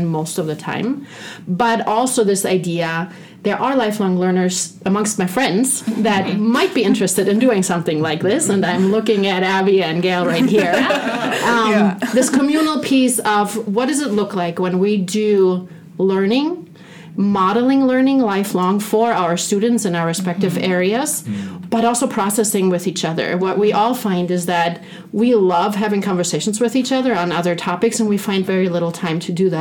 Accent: Germany; moved away; my hometown by Berlin

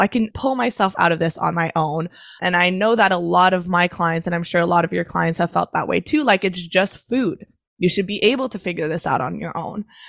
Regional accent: Canada; also born or lived in Montreal, Canada; I'm Canadian. I live in Montreal

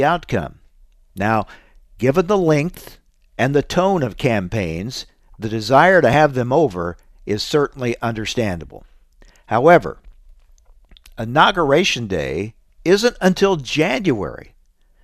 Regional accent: Illinois, United States; I'm from Illinois, a state with a history of such things

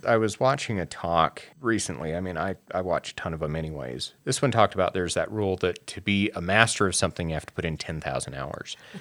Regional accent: Wyoming, United States; being a gay person, I grew up in Wyoming

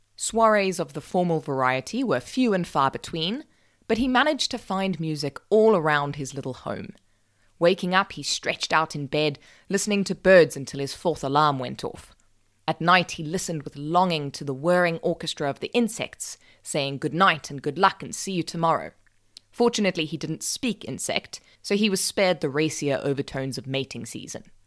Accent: South Africa; I'm South African

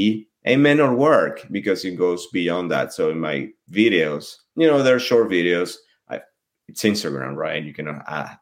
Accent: France; Well, you know, macarons are also they're also expensive in France, right? And I grew up in a modest household, so I didn't always have them.

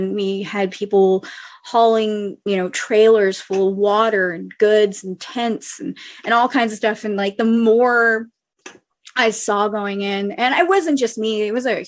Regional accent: New Orleans, Louisiana, United States; also born or lived in lower parishes, Louisiana; I'm from New Orleans

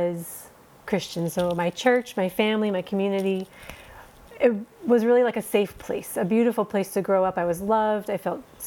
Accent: Minnesota, United States; moved away as an adult; also born or lived in Somaliland; now in Djibouti, Djibouti; So I grew up in Minnesota

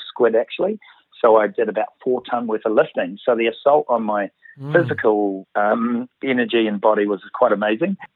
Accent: Auckland, New Zealand; I'm from Auckland

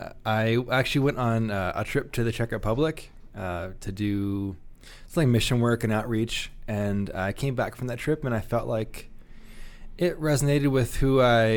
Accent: New Brunswick, Canada; moved away as an adult; now in Rapid City, United States; I am actually Canadian.

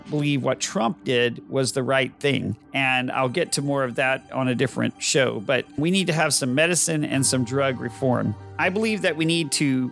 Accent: Texas, United States; I am that Texan caught in the middle

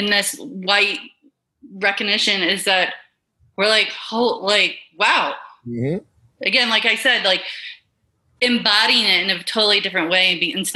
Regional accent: the South, United States; moved away; I grew up in the South

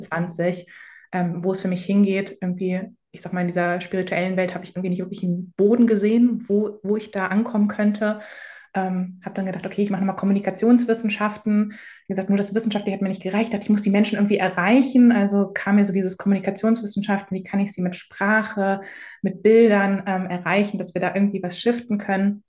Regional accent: Germany; in, Deutschland groß geworden, hier zur Schule gegangen

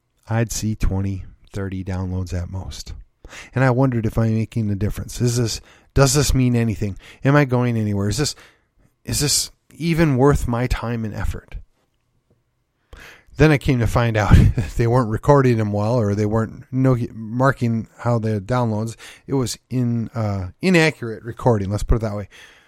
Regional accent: Midwest, United States; I'm a transplant. I came from the Midwest. Most all of my family stock is Midwestern.

